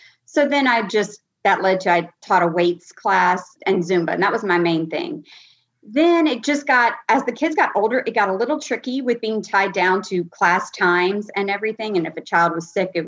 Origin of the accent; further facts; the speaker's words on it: Louisiana, United States; also born or lived in New Jersey / Texas; I am in Louisiana. And other than living in New Jersey for a year and Texas for about 5 years, I've been in Louisiana.